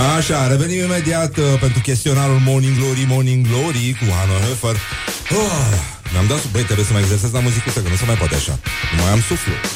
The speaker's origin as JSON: {"language": "Romanian", "country": "Romania", "said": "suntem români"}